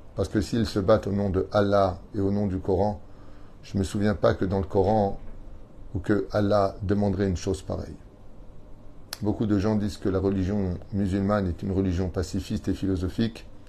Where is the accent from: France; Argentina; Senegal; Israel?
Israel; chez nous, en Israël, sur notre terre